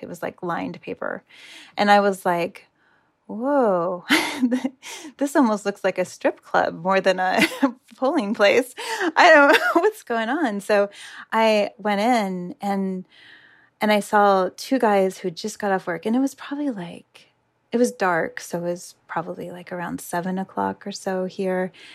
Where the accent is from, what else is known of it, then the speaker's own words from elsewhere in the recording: United States; I am from the United States.